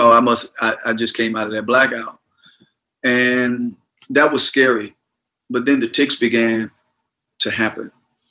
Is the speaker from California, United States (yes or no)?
no; Gulfport, Mississippi, United States; I was born and raised in Gulfport, Mississippi